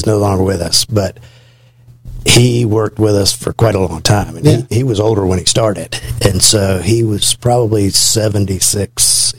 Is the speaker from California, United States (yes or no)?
no; Chicago, Illinois, United States; I grew up in Chicago, and I worked with the Teamsters Union.